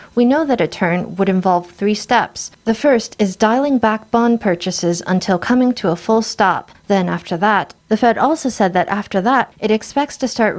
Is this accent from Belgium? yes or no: no; Taiwan; Then I can confidently say that I am from Taiwan.